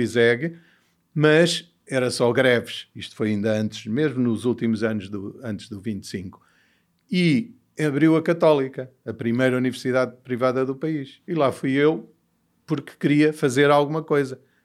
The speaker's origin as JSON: {"language": "Portuguese", "country": "Portugal", "tie": "born or raised there", "also_born_or_lived": "Mozambique / United States"}